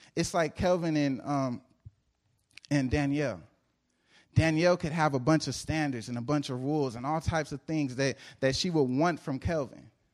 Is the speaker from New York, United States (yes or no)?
no; Lancaster, California, United States; I'm from Lancaster